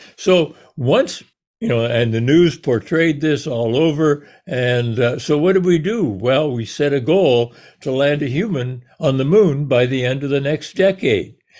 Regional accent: Canada; now in United States; I was born in Canada. I chose to ca-, to come down here

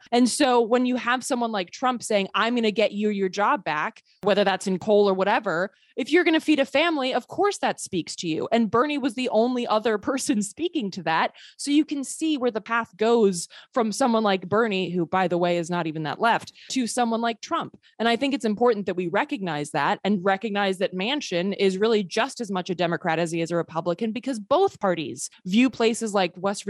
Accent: Sweden; I grew up partially in Sweden. I'm a, a, Swedish citizen.

